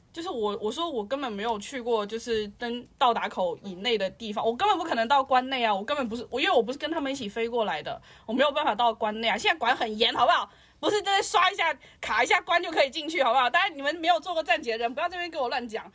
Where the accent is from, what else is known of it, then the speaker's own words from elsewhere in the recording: China; moved away; 是中国人，我在外面